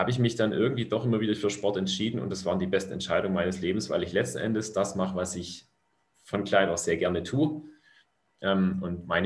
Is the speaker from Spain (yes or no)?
no; Stuttgart, Baden-Württemberg, Germany; ich komme im Grunde, sage ich mal, grob aus der Region Stuttgart. Ich bin tatsächlich in Stuttgart geboren, ähm, habe in, in kleinen Orten rund um Stuttgart gewohnt.